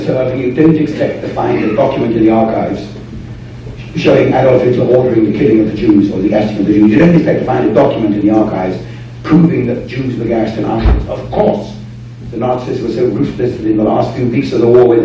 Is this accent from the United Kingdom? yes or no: yes; United Kingdom